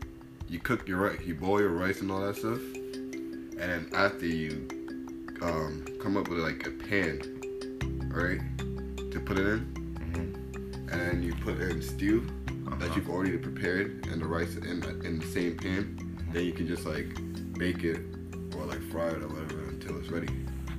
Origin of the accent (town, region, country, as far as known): Ghana